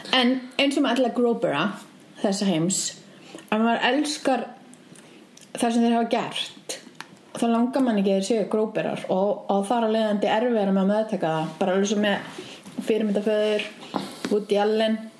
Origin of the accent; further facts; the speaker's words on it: Reykjavík, Capital Region, Iceland; ég kláraði tíundabökk upp í Breitholti